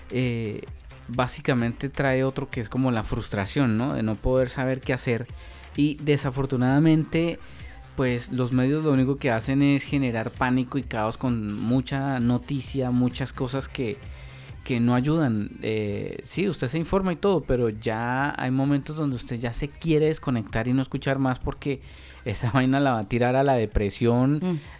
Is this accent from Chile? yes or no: yes; Chile; sino todos somos compatriotas, todos somos chilenos y entre todos vamos a salir de esta y nos ayudamos, nos, apoyamos.